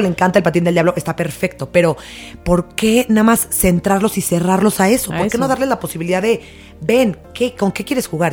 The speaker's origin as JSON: {"language": "Spanish", "country": "Mexico"}